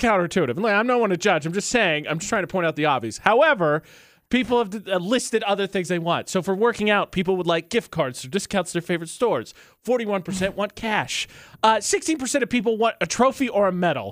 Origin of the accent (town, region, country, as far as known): Lafayette, Indiana, United States; born or raised there; moved away